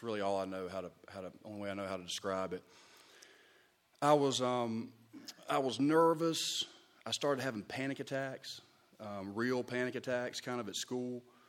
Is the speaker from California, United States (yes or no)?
no; Charleston, South Carolina, United States; born there; also born or lived in San Antonio, Texas; I was born in Charleston, South Carolina, 1982, 37 years old.